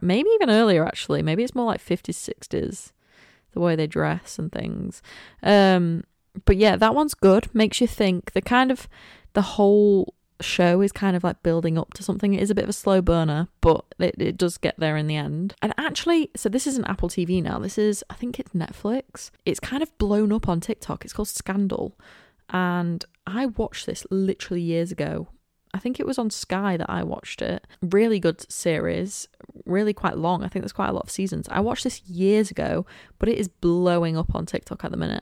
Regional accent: Cleethorpes, Yorkshire and the Humber, United Kingdom; also born or lived in Manchester; I was born and raised in Cleethorpes. I have been here for the entire twenty-one years of my life.

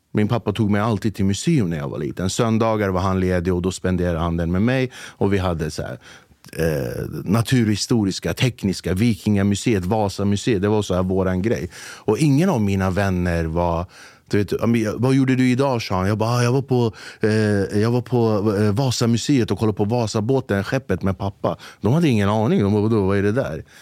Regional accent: Flemingsberg, Stockholm County, Sweden; jag är från Flemingsberg

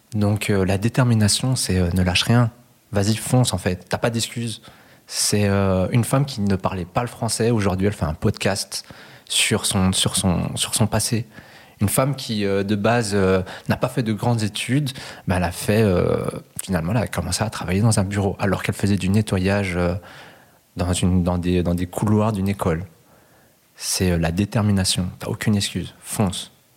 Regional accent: Brussels, Brussels-Capital Region, Belgium; born or raised there; also born or lived in Cali, Colombia

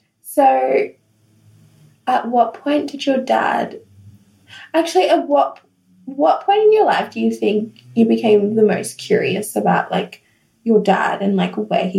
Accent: Gold Coast, Queensland, Australia; born there; Well, because I knew I was born on the Gold Coast.

